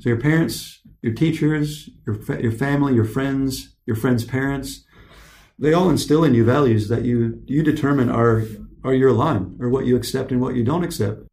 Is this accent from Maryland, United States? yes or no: no; Michigan, United States; also born or lived in California; I left, we left our father behind when I was nine years old. We drive across country to Michigan